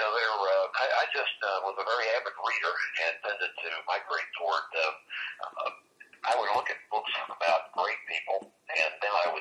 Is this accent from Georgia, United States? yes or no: no; Fern Creek, Kentucky, United States; I grew up in Fern Creek, Kentucky, which most people probably haven't heard of.